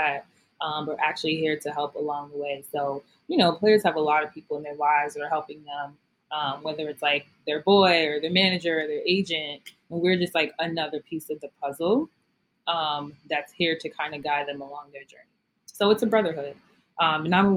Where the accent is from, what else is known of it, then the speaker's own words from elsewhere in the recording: New York City, New York, United States; moved away; I am a girl from Brooklyn, New York. Born and raised.